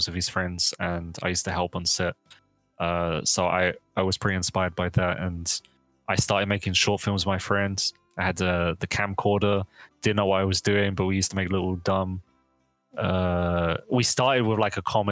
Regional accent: London, United Kingdom; now in Sacramento, United States; I'm from London

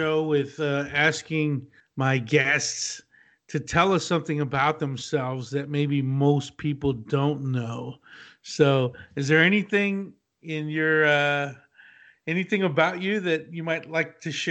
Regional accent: Abilene, Texas, United States; I grew up in Abilene, which is West Texas

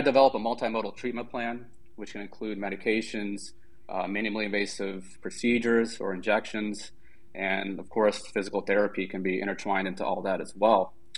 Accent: Germantown, Maryland, United States; also born or lived in Washington D.C. area; I'm currently a medical director at National Spine and Pain Centers in Germantown, Maryland, which is where I actually grew up.

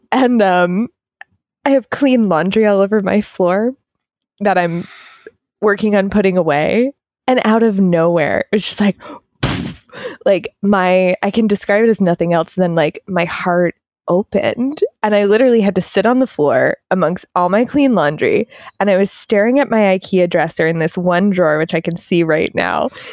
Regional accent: East Coast, United States; I'm from the East Coast

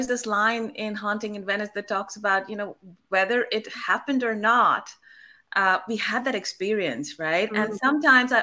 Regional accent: Kolkata, West Bengal, India; I come from Calcutta and I was born there

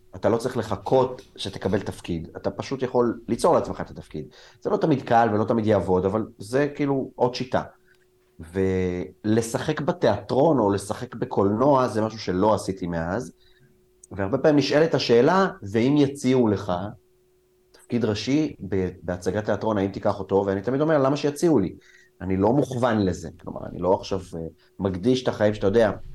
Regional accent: Israel; also born or lived in Soviet Union (born there); החברים שלי היו חברים ישראלים, גדלתי בסביבה ישראלית

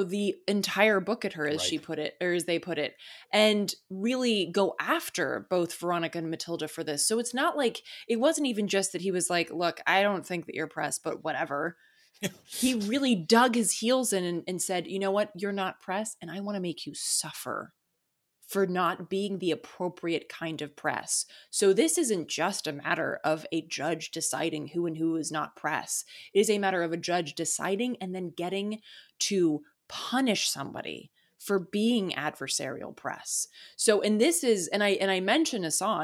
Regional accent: Charlotte, North Carolina, United States; I grew up in North Carolina, and Asheville was always like this weird place that I would go to escape from Charlotte, North Carolina

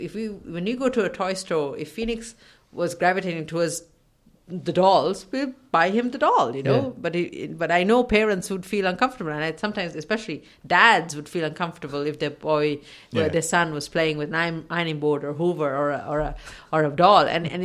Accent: Sri Lanka; I remember growing up in Sri Lanka, seeing these children walking around on their own, and nobody cared.

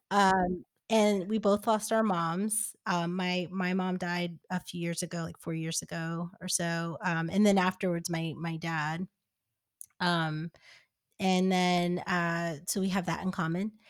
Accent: New Jersey, United States; moved away as an adult; also born or lived in New York; now in Los Angeles, United States; I live in LA now, but uh, in New York, I I grew up in New Jersey

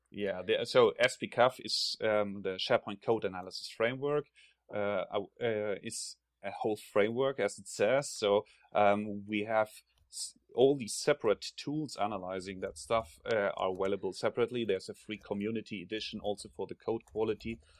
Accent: Germany; accent: German; English is a second language; now in Sweden; you can probably hear from my accent that I'm originally from Germany.

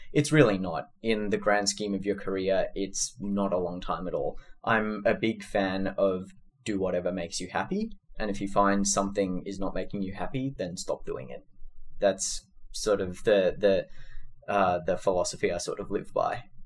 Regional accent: Sydney, New South Wales, Australia; moved away as an adult; also born or lived in California; now in San Francisco, United States; I was born and raised in Sydney

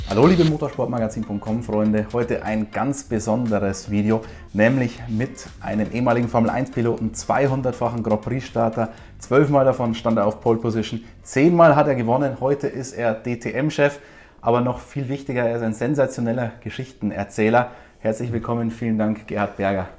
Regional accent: Austria; accent: Austrian; das Österreichische

